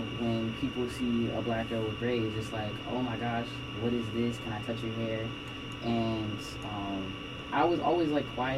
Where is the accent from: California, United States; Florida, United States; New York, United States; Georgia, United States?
Florida, United States; now in West Virginia, United States; I was born in Florida